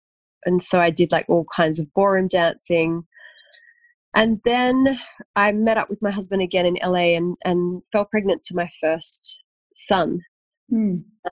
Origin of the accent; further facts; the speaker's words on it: Sydney, New South Wales, Australia; also born or lived in Bondi, Sydney; now in Sydney, Australia; I was born in Wurunga, so Gurungai.